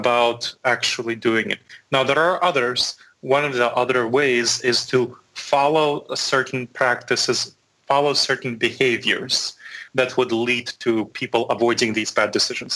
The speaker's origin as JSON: {"language": "English", "town": "New York City", "region": "New York", "country": "United States", "tie": "born or raised there", "also_born_or_lived": "Chisinau, Moldova / Boston / Chapel Hill", "moved": "as an adult", "lives_now": "Columbus, United States", "said": "I was born in Moldova. My parents were there in Chisinau, Moldova, which is just east of Romania and just southwest of Ukraine. So I was born there, and my parents immigrated when I was 10 to the United States. So I grew up in New York City"}